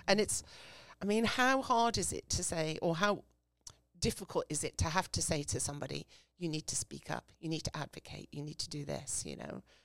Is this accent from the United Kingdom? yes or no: yes; England, United Kingdom; now in United States; I grew up in England. So, um, as you can hear from my voice